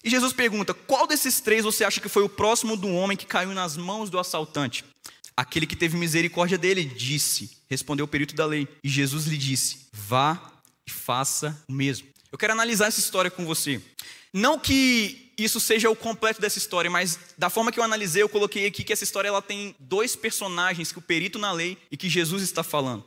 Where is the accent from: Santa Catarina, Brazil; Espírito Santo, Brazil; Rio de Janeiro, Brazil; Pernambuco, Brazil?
Espírito Santo, Brazil; lá no Espírito Santo, lá no meu estado